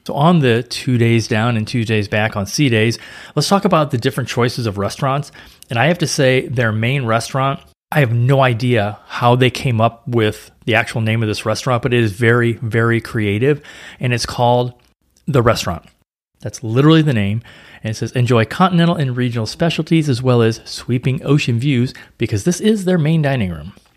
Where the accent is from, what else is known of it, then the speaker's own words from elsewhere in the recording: St. Louis, Missouri, United States; now in Florida, United States; in the Midwest, like where I grew up in Saint Louis